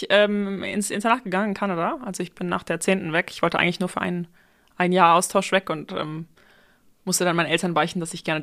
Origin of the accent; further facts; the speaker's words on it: Aachen, North Rhine-Westphalia, Germany; now in Berlin, Germany; ich komme aus Aachen, bin 27 Jahre alt und wohne heute in Berlin